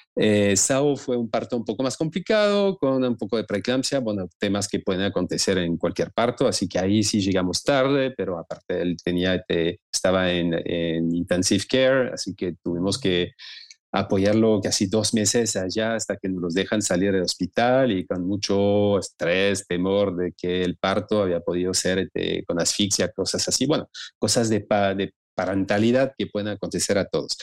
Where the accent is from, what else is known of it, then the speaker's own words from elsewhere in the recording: Lyon, Auvergne-Rhône-Alpes, France; Spanish is a second language; moved away as an adult; also born or lived in Marseille / Brittany / Argentina; now in Mexico; inicié en Lyon, de donde vengo, de donde nací